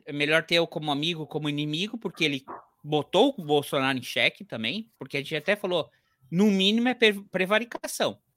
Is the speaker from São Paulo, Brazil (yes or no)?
no; Santo Antônio da Patrulha, Rio Grande do Sul, Brazil; a cidade onde eu nasci